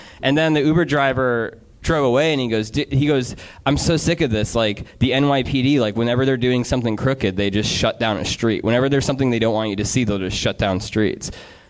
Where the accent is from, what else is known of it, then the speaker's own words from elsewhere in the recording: Wisconsin, United States; Dude, I'm from Wisconsin.